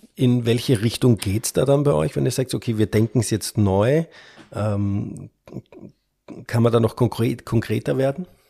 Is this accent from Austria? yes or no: yes; Austria; als Österreicher